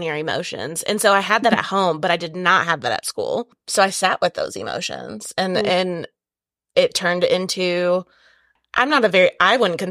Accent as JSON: {"language": "English", "region": "Wisconsin", "country": "United States", "said": "we're both from Wisconsin"}